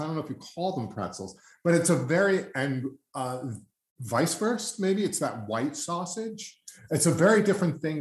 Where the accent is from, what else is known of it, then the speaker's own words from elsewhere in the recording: United States; as an American